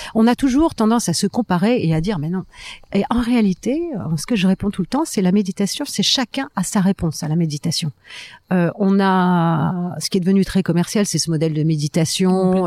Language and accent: French; France; je suis française